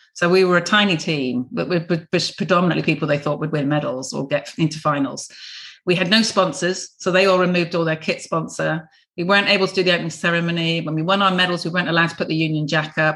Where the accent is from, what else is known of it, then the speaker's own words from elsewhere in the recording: Plymouth, South West England, United Kingdom; I was born in Devonport, so a real dockyard girl. Dad was in the navy, couldn't be more Plymouthian